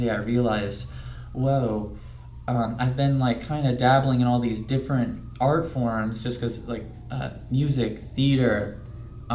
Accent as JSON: {"language": "English", "town": "Clearwater", "region": "Florida", "country": "United States", "also_born_or_lived": "Gainesville, Florida", "moved": "as an adult", "lives_now": "Los Angeles, United States", "said": "I'm originally from Clearwater, Florida"}